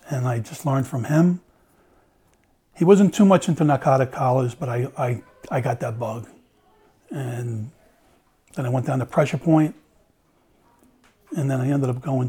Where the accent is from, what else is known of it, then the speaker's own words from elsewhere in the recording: Long Island, New York, United States; I grew up on Long Island